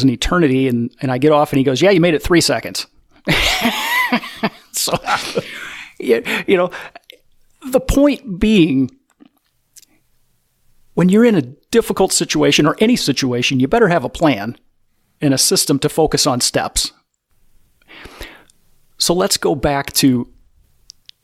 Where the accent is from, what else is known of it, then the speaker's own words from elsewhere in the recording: Iowa, United States; we're from Iowa